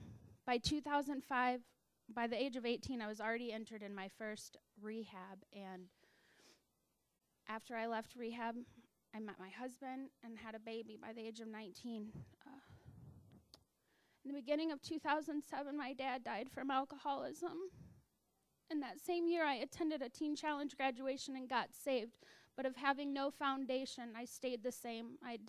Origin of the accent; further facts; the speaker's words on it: Alaska, United States; moved away; I grew up really sheltered in Alaska in a little town, and my mom took us to church